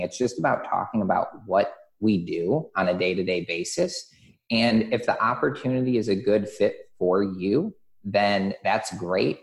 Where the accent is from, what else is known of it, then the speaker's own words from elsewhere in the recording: Michigan, United States; I grew up in Michigan on a lake